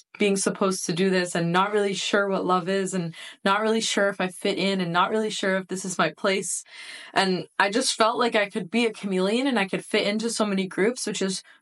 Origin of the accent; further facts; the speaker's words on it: United States; being a first generation born in the United States from immigrant parents. My parents immigrated to the United States from Iran in the 80s.